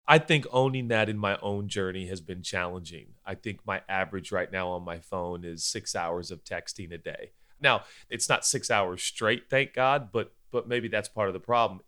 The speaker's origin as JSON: {"language": "English", "country": "United States", "tie": "born or raised there", "said": "we were born and bred in the United States of America"}